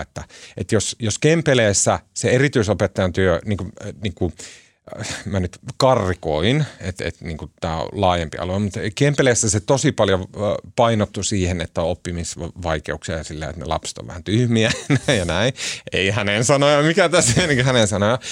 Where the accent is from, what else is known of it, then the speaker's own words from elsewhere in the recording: Oulu, North Ostrobothnia, Finland; also born or lived in Tampere; me ollaan sieltä Oulusta kotoisin